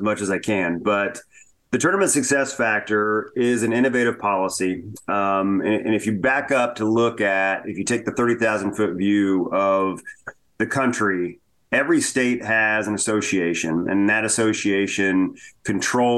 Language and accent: English; Hagerstown, Indiana, United States; I grew up in Indiana. I grew up in Hagerstown, Indiana